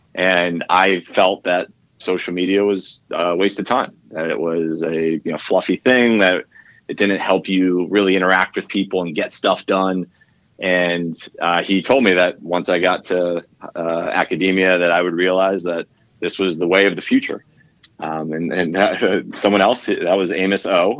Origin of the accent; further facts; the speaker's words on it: Northeast, United States; I grew up in the Northeast